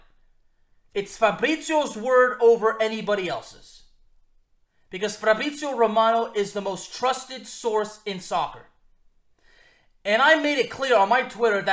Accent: Lyon, Auvergne-Rhône-Alpes, France; moved away; also born or lived in Villeurbanne; we were both born in the same city in France. We are both from Lyon

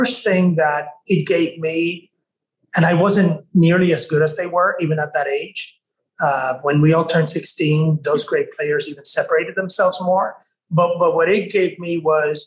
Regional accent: Mayagüez, Puerto Rico; I am from Mayagüez, Puerto Rico. And the one thing I'd like to share with the audience about that is that I did not grow up disadvantaged, but I grew up in an isolated place

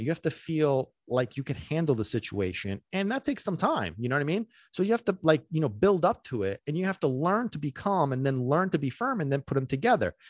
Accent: New York City, New York, United States; also born or lived in Sicily; now in New Jersey, United States; I'm a native New Yorker. I was born in Brooklyn

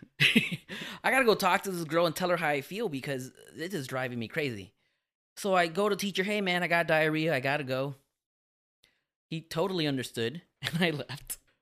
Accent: Miami, Florida, United States; I'm from Miami

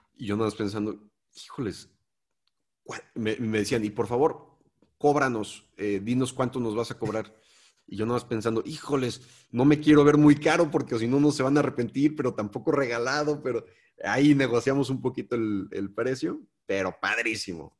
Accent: Mexico; vengo de México

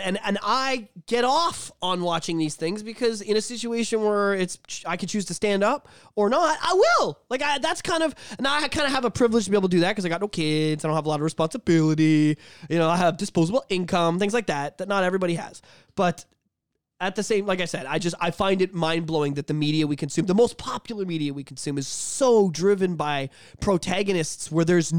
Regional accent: Canada; being Canadian

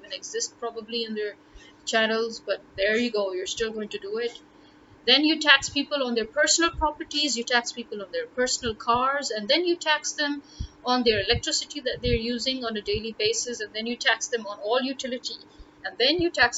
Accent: Lahore, Punjab, Pakistan; I am from Lahore

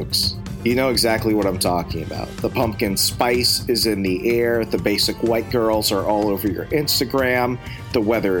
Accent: Virginia, United States; now in Wisconsin, United States; so I am recording from Virginia, back where we really have seasons. As much as I love Wisconsin, it's really just different shades of cold.

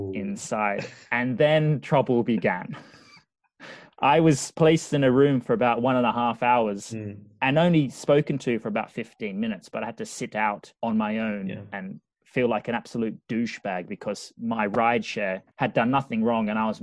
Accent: Australia; I come from Australia.

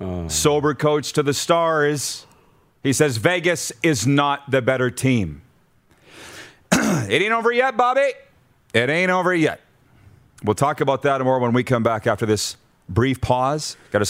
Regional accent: Milestone, Saskatchewan, Canada; born or raised there

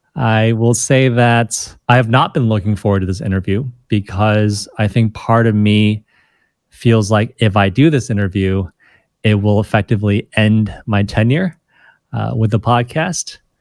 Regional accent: Rochester Hills, Michigan, United States; born or raised there; moved away as an adult; also born or lived in China

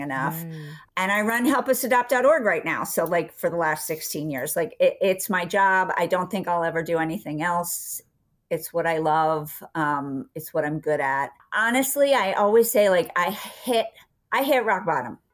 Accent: Philadelphia, Pennsylvania, United States; also born or lived in Villanova, Pennsylvania; I was from Philadelphia. We lived outside of Philadelphia um, in Villanova

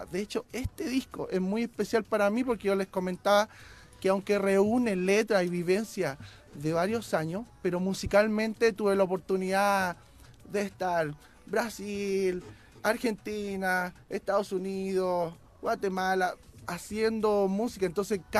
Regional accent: Santiago, Santiago Metropolitan Region, Chile; moved away as an adult; also born or lived in Mexico; now in California, United States; soy chileno soy ah, chileno, soy ah. chileno. Ah, estoy, estoy, aquí, llegué el 2008 ya aquí por aquí por México

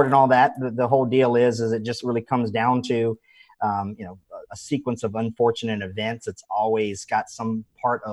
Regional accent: Wilmington, North Carolina, United States; moved away as an adult; also born or lived in Virginia; now in Orlando, United States; I'm from North Carolina. You know, grew up single wide trailer

